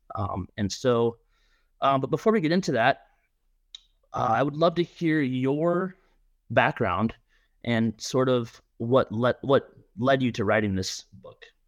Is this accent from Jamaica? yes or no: no; Minnesota, United States; I was born and raised in Minnesota